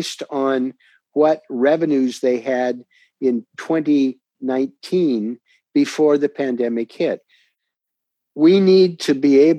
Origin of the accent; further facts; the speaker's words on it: Portland, Oregon, United States; my hometown of Portland, Oregon